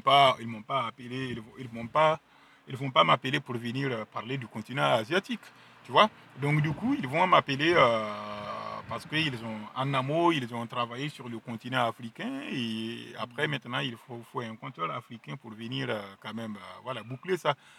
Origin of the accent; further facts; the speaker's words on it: Burkina Faso; French is a second language; moved away; je suis né au Burkina Faso, précisément à Lumbila, dans un petit village qui s'appelle Pendici